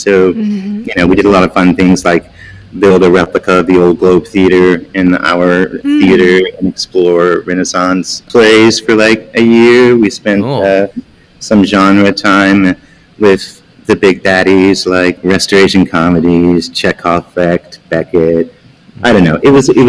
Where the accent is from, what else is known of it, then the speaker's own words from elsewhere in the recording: Pensacola, Florida, United States; My father was in the military, so I grew up in Pensacola, Florida, mostly. That was our favorite duty station.